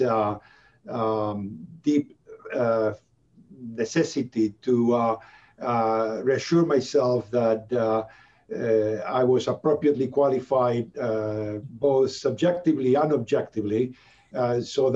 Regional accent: Buenos Aires, Argentina; moved away as an adult; also born or lived in Vancouver, Canada; now in Canada; I'm originally from Buenos Aires, Argentina.

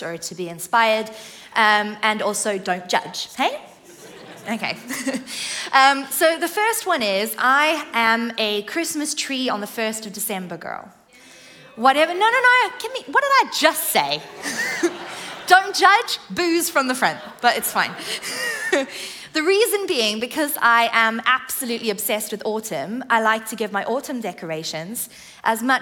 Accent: South Africa; now in England; I grew up in the Southern Hemisphere in South Africa

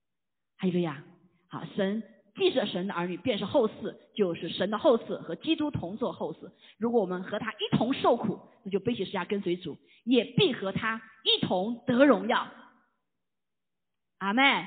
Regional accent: China; 这一脚踩两只船，我们中国人知道怎么回事啊？

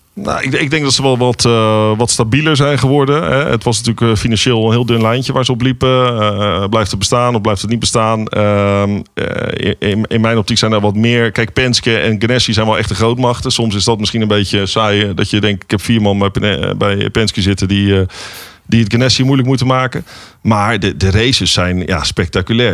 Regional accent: Netherlands

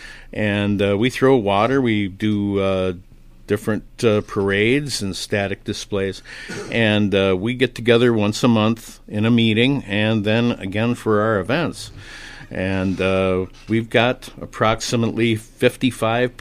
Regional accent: Randolph, Minnesota, United States; This truck came out of Randolph, my hometown

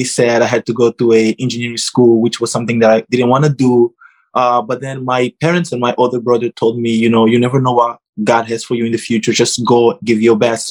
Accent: Angola; moved away as an adult; now in United States; I am from Africa, Angola

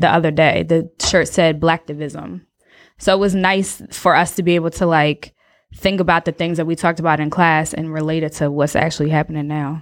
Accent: New Jersey, United States; moved away as an adult; now in North Carolina, United States; I'm from Jersey, did my P H D at Rutgers

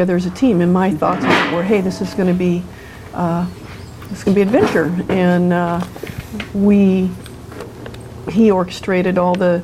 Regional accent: California, United States; moved away as an adult; now in Oregon, United States; I grew up in California, but came here in 74 after college

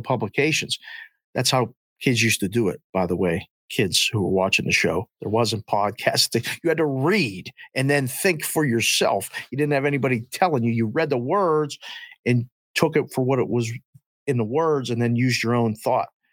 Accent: Pittsburgh, Pennsylvania, United States; now in Las Vegas, United States; growing up in Pittsburgh

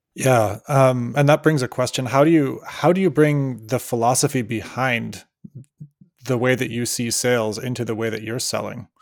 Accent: near Cleveland, Ohio, United States; now in Oakland, United States; I was from near Cleveland, Ohio

